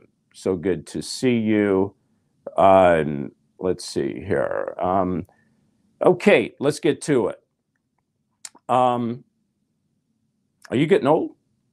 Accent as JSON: {"language": "English", "town": "Nashville", "region": "Tennessee", "country": "United States", "said": "I'm from Nashville. I was a songwriter."}